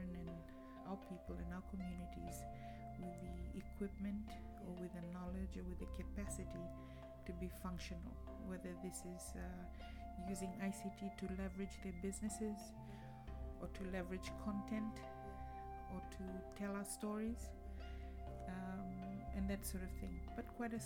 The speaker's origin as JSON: {"language": "English", "country": "Fiji", "tie": "born or raised there", "moved": "as an adult", "lives_now": "Cardiff, United Kingdom", "said": "growing up in Fiji and living through the different coup d'etats"}